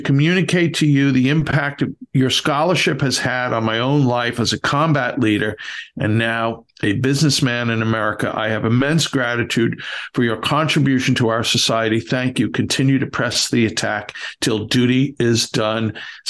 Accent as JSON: {"language": "English", "region": "Texas", "country": "United States", "said": "I'm a Texan, but held my breath long enough to come up for a reunion"}